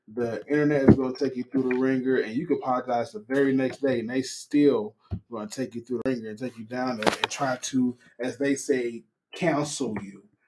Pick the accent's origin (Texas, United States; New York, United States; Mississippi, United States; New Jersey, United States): Mississippi, United States; now in Las Vegas, United States; being raised in the South